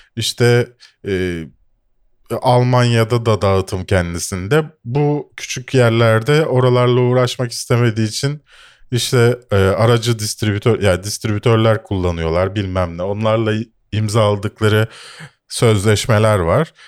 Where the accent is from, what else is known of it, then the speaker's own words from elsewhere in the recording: Bakırköy, Istanbul, Turkey; also born or lived in Şişli, Istanbul; Doğu Avrupa'dayım çünkü Bakırköylüyüm ve Şişli'de oturuyorum.